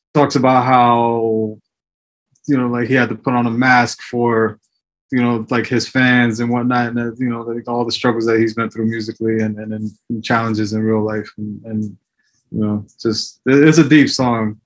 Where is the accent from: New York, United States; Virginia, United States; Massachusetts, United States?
New York, United States; New York City; also born or lived in El Salvador; when I was younger, I was growing up in the Bronx